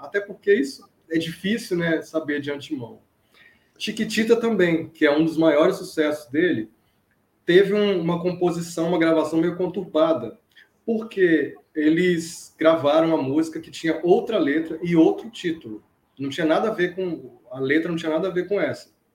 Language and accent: Portuguese; Brazil; que sou brasileiro, sou fã